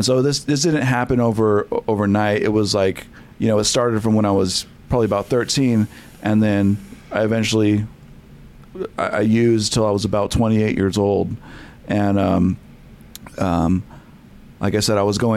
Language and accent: English; Selma, United States; I grew up in Selma, so it was a small town